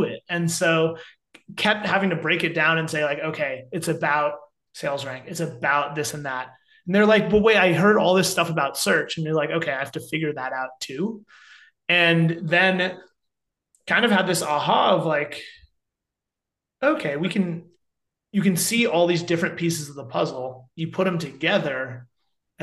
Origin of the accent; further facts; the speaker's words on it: Cupertino, California, United States; also born or lived in upstate New York; I grew up in Cupertino in Northern California, south of San Francisco, kind of like heart of Silicon Valley